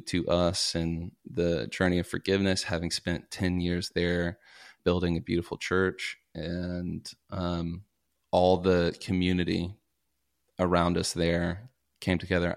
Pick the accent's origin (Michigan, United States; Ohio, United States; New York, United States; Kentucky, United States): Kentucky, United States; Paducah; also born or lived in Minnesota; now in Los Angeles, United States; I'm from Kentucky, grew up in Paducah, Kentucky, small little town